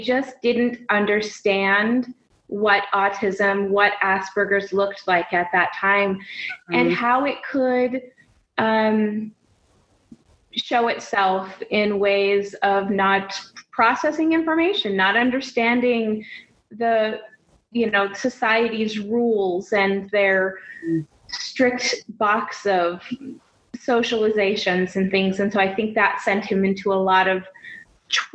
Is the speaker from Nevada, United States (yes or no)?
yes; Reno, Nevada, United States; now in Salt Lake City, United States; I was born in Reno, Nevada